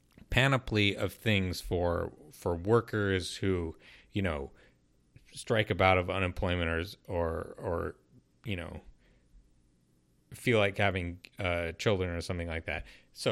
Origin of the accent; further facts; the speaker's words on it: Southwest, United States; in the Southwest.